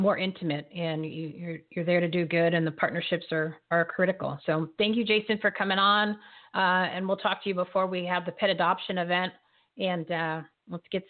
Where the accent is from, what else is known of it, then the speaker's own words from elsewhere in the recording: New Jersey, United States; I'm from New Jersey